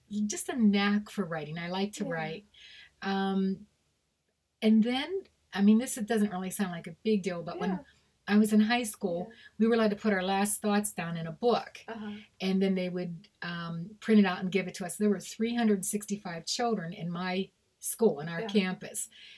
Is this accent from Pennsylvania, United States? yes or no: yes; Pittsburgh, Pennsylvania, United States; moved away; also born or lived in Meadville, Pennsylvania; I'm from Pittsburgh, Pennsylvania originally. Then I moved up to Meadville area, Meadville, Pennsylvania